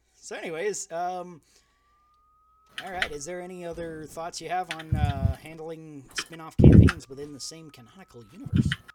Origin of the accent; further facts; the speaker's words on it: United States; I am the American